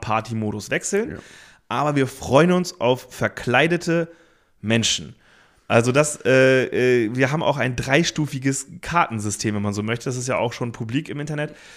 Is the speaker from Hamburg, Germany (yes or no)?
yes; Hamburg, Germany; moved away as an adult; also born or lived in Cologne; wir als Hamburger äh, Kids, als wir da nach Köln gezogen sind